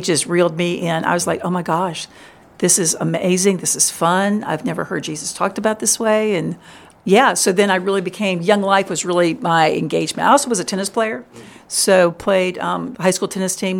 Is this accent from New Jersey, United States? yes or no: no; Richmond, Virginia, United States; now in Memphis, United States; I grew up in Richmond, which was a great place